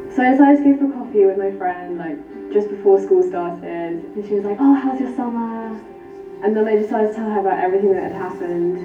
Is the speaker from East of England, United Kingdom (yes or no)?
yes; Peterborough, East of England, United Kingdom; I'm from Peterborough.